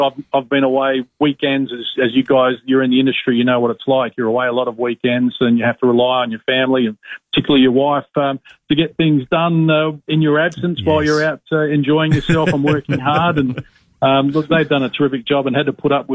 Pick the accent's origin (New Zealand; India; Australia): Australia; Broken Hill, New South Wales; my sporting career growing up in Broken Hill